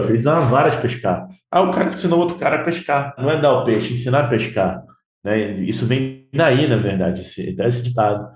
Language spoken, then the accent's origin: Portuguese; Rio de Janeiro, Brazil; now in Minas Gerais, Brazil; Moro aqui em Minas, eu sou carioca